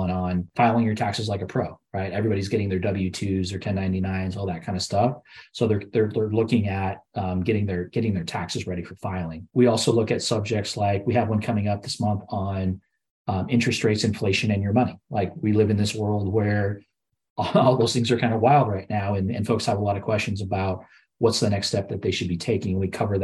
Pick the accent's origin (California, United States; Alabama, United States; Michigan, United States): California, United States; Southern; I'm growing up in Southern California myself